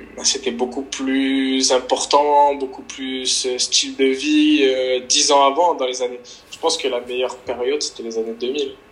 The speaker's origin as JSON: {"language": "French", "town": "Nice", "region": "Provence-Alpes-Côte d'Azur", "country": "France", "tie": "born or raised there", "said": "c'est Nice parce que je suis né à Nice"}